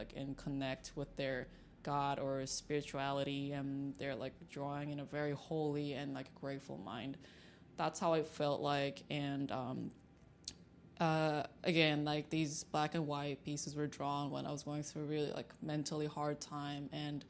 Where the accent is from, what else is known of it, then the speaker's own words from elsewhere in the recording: China; also born or lived in Seoul, South Korea; Like I was born in Korea, Seoul, but I grew up in China, and then like some time, like when I was like teenager, I moved back to Korea for a little bit, came back to China again